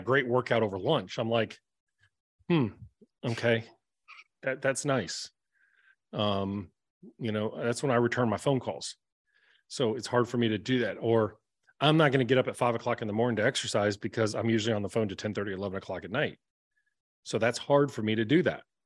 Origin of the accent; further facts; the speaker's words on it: the South, United States; I'm from the South.